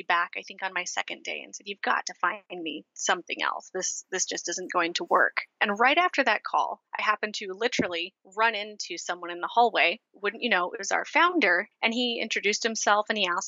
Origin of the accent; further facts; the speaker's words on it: Portland, Oregon, United States; I am from Portland, Oregon